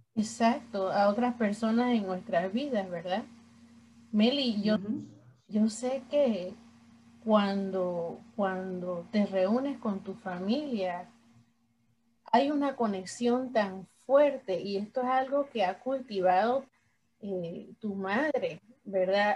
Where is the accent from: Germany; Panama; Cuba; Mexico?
Panama; somos tres panameñas en esta conversación